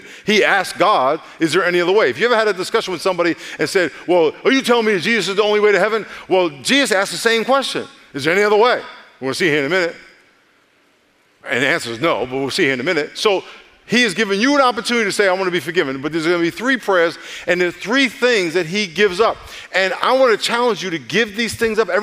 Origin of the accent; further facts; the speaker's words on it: New York, United States; now in California, United States; I'm from New York